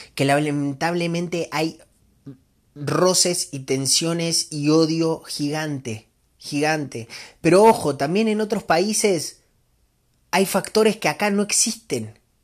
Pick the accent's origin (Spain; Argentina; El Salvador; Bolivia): Argentina; moved away as an adult; now in Mexico; yo soy argentino, este, vivo acá en México hace 15 años